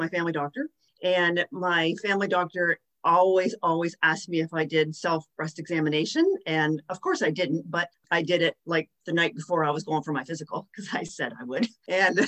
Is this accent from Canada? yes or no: yes; West Lorne, Ontario, Canada; I'm actually from West Lorne, Ontario